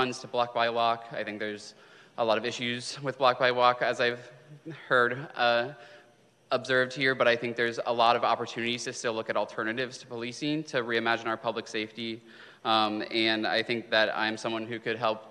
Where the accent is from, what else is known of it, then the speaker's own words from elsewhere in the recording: Ohio, United States; moved away as an adult; now in West Hollywood, United States; I came all the way from Ohio, so I'm a Midwest boy